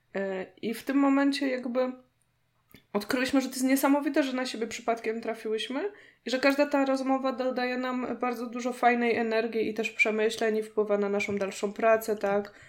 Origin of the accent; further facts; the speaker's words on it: Poznań, Greater Poland, Poland; u nas w Poznaniu